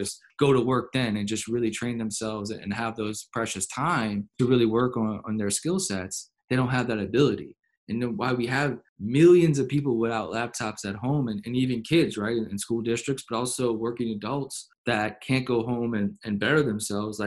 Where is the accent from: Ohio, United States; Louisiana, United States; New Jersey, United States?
Louisiana, United States; New Orleans; I grew up in New Orleans